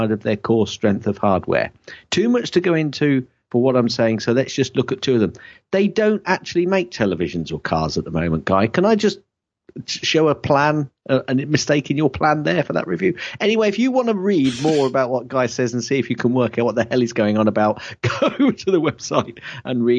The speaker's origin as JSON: {"language": "English", "area": "Shakespeare's country", "region": "West Midlands", "country": "United Kingdom", "said": "I'm from Shakespeare's country"}